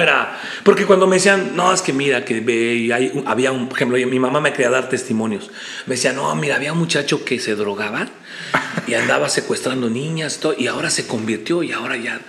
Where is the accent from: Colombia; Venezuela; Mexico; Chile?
Mexico; State of Mexico; nací en la Ciudad de México y mis padres fueron a vivir muy pronto a, la parte del Estado de México. La Ciudad de México está junta con el Estado de México. Y yo realmente desarrollé toda mi infancia, toda mi juventud en el Estado de México